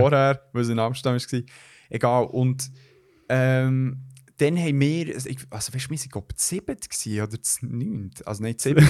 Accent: Switzerland; bei uns in der Schweiz

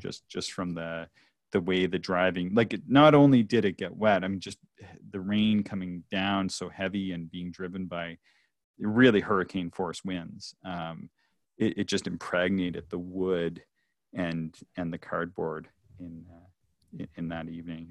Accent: Nova Scotia, Canada; moved away; also born or lived in Ontario; so I come from Nova Scotia, which is traditionally a very cloudy and rainy place.

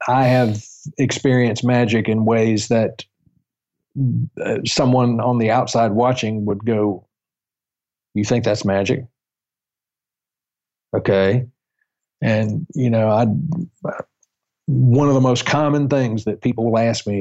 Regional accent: the South, United States; I am from the South, so I don't have an accent.

